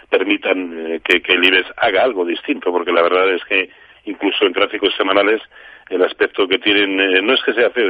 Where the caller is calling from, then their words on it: Valencia, Valencian Community, Spain; de Valencia.